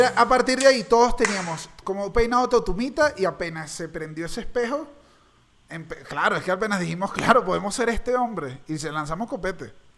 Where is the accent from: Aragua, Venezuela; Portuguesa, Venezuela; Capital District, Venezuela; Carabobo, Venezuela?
Capital District, Venezuela; Caracas; yo como caraqueño